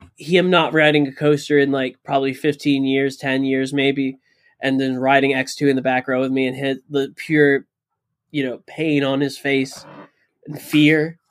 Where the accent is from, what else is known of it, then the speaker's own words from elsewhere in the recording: Florida, United States; I grew up in Florida